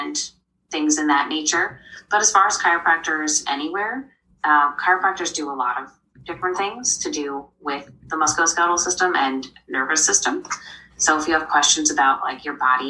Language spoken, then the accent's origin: English; New York, United States; moved away as an adult; also born or lived in Vermont / Salt Lake City, Utah; now in Connecticut, United States; I grew up in New York.